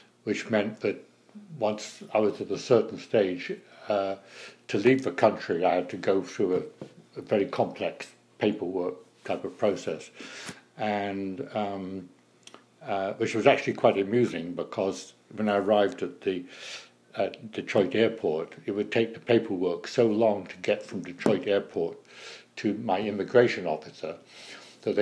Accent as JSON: {"language": "English", "country": "United Kingdom", "moved": "yes", "lives_now": "United States"}